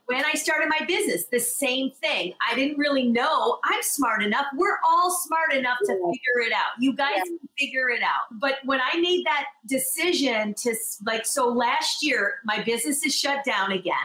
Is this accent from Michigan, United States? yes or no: yes; Michigan, United States; also born or lived in Los Angeles; now in New York, United States; I'm originally from Michigan and I lived in LA for 17 years, and then I'm here now